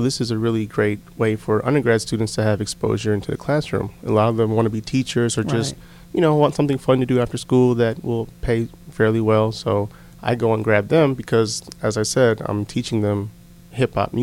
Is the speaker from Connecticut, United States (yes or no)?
yes; Connecticut, United States; moved away; I'm originally from Connecticut